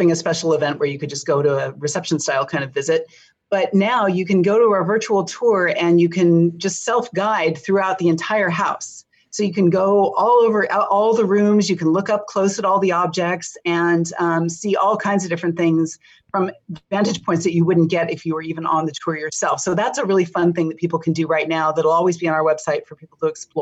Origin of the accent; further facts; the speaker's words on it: Pasadena, California, United States; I grew up in Pasadena